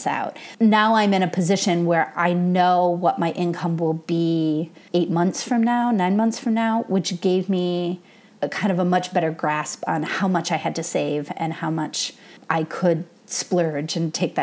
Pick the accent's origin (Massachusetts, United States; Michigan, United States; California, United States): Michigan, United States; moved away as an adult; also born or lived in Colorado; now in Los Angeles, United States; I grew up in Michigan and then did my undergrad in Colorado and then moved out to Los Angeles for grad school.